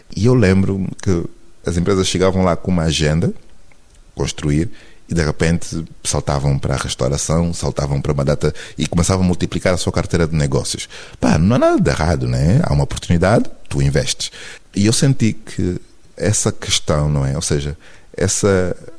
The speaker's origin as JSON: {"language": "Portuguese", "country": "Angola", "moved": "yes", "lives_now": "Lisbon, Portugal", "said": "sou angolano"}